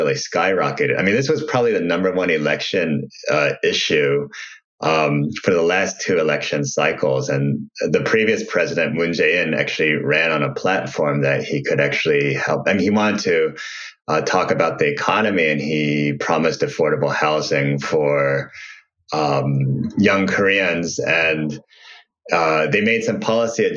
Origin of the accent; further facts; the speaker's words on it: Ohio, United States; I grew up in Ohio